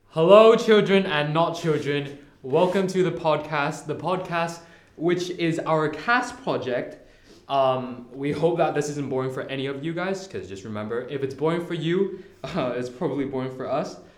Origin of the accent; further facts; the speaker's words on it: Hong Kong; I'm from Hong Kong